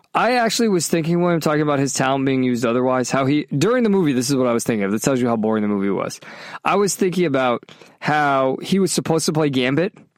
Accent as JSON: {"language": "English", "region": "Massachusetts", "country": "United States", "tie": "born or raised there", "said": "growing up in Massachusetts, with an Italian, you know, heritage"}